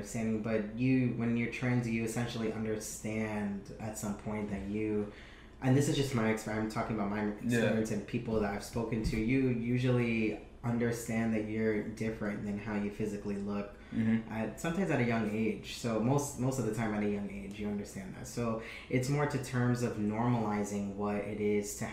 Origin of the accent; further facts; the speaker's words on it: New York City, New York, United States; I'm from Brooklyn, New York.